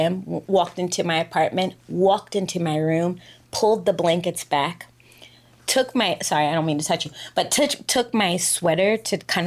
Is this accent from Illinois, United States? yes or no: no; New York, United States; moved away as an adult; also born or lived in Dubai, United Arab Emirates; I live here, I'm an expat, I'm from New York